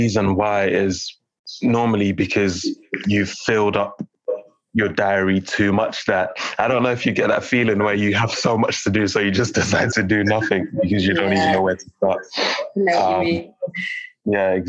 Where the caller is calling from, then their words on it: London, United Kingdom; I'm calling from London